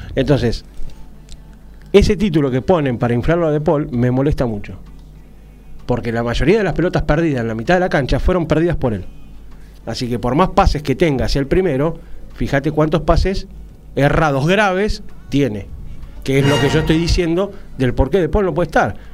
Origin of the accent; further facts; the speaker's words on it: Argentina; yo como argentino